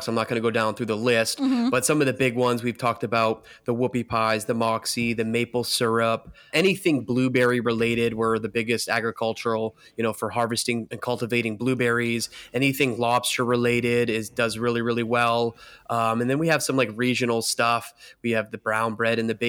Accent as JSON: {"language": "English", "town": "Bangor", "region": "Maine", "country": "United States", "tie": "born or raised there", "said": "I'm born and raised in Maine"}